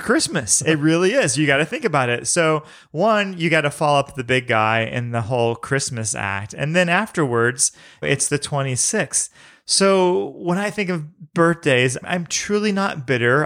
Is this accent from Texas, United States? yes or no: no; St. Louis, Missouri, United States; I grew up in Saint Louis